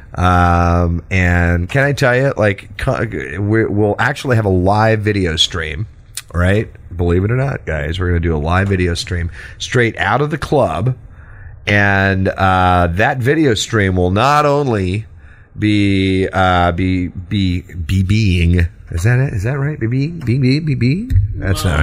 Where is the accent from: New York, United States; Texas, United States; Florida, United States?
Texas, United States; accent: Texas; my Texas accent